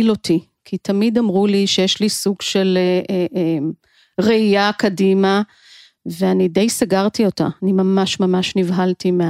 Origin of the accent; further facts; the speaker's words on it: Givatayim, Tel Aviv District, Israel; חייתי בגבעתיים